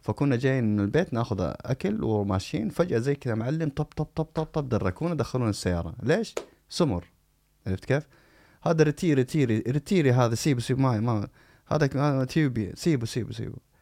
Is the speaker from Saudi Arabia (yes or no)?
yes; Saudi Arabia; accent: Saudi; moved away; also born or lived in United States; انا انسان مولود في السعوديه بمعنى انه هذه هذه لهجتي